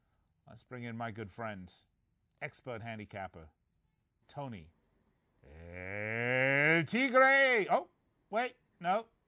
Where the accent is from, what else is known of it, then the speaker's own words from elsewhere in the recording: England, United Kingdom; moved away; I'm from England